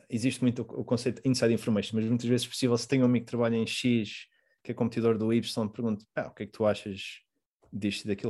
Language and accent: Portuguese; Portugal; also born or lived in Mozambique; now in Rotterdam, Netherlands; como português